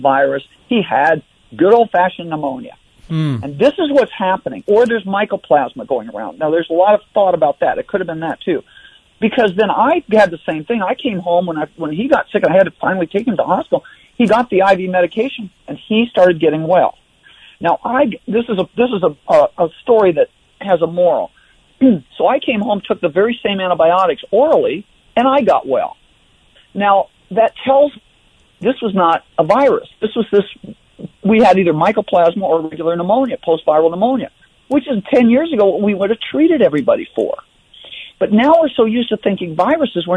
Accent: Iowa, United States; I grew up in Iowa

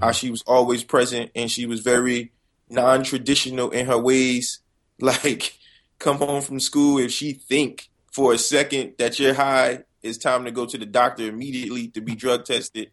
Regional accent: Paterson, New Jersey, United States; I'm just a kid from Patterson

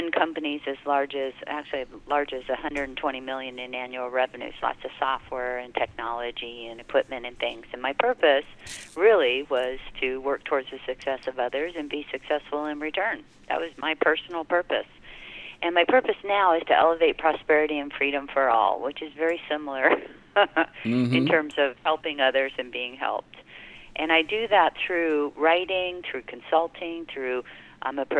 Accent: Hawaii, United States; I was raised in Hawaii

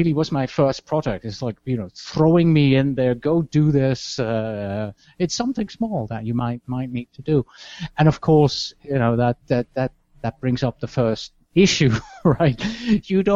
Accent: Switzerland; moved away; I joined a business consultancy group in my hometown, also in Switzerland

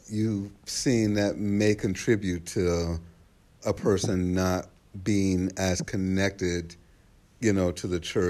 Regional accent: the South, Texas, United States; I'm from the South. I'm from here

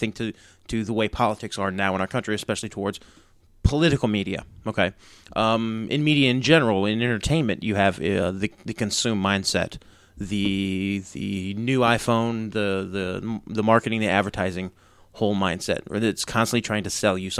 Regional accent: United States; I'm an American. I'm a free American, okay?

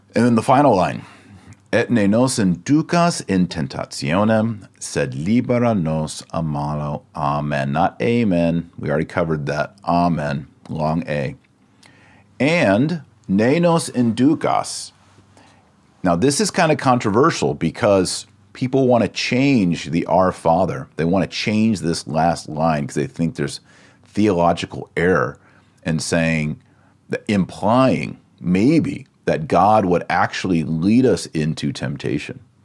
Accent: Texas, United States; accent: Texas; my Latin accent is a little different. It's the American. It's the Texas version

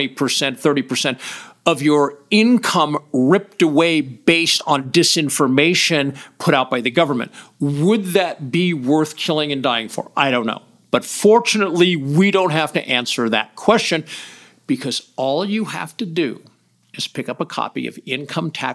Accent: United States; an American

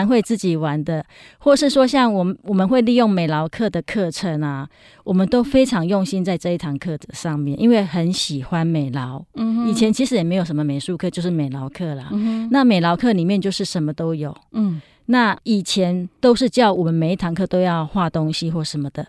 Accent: Yilan County, Taiwan; now in Taipei, Taiwan; 那我觉得说，因为我从宜兰搬到台北，其实真的完全没有朋友，而且我的同学都在宜兰嘛，是。

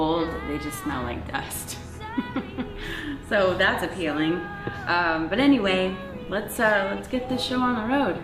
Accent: New Braunfels, Texas, United States; I grew up in New Braunfels, Texas

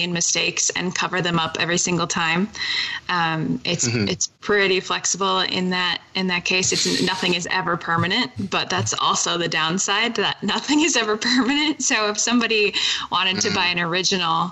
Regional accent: Wisconsin, United States; I'm from Wisconsin

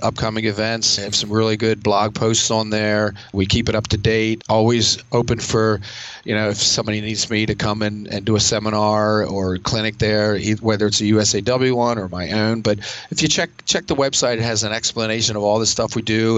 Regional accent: near Westminster, Maryland, United States; I do train in a gym near my hometown

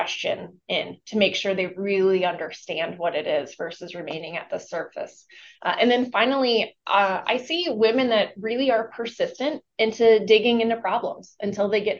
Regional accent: Minnesota, United States; Although I am from Minnesota and we are known to be very Minnesota nice

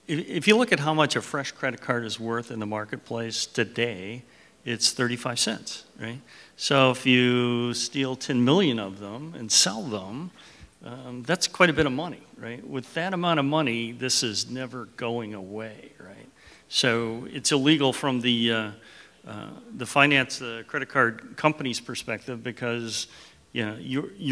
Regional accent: San Diego, California, United States; I'm from San Diego

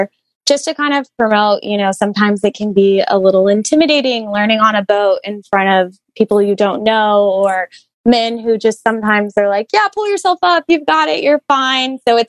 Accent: Austin, Texas, United States; I grew up in Lake Austin in Austin, Texas

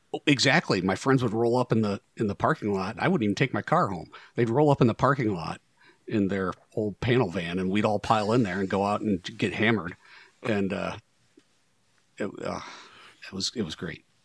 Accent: Northwest Ohio, United States; Northwest Ohio kid, edge of the Rust Belt

